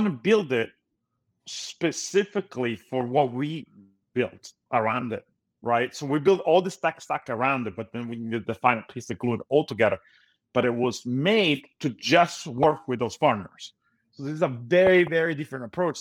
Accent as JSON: {"language": "English", "country": "Italy", "moved": "as an adult", "lives_now": "United States", "said": "I'm originally from Italy, so I had a lot of connections there."}